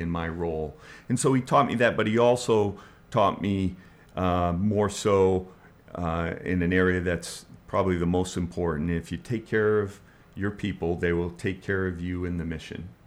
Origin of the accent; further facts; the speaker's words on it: Bangor, Maine, United States; moved away as an adult; also born or lived in Portland, Maine / Florida; I was born in Portland, Maine, and I grew up in the Bangor, Maine area